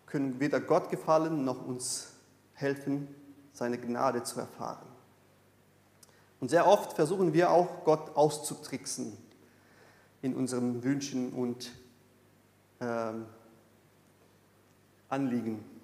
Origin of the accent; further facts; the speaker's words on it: Brazil; German is a second language; ich komme aus Brasilien. In Brasilien gibt es so in der allgemeinen Frömmigkeit die, die Vorstellung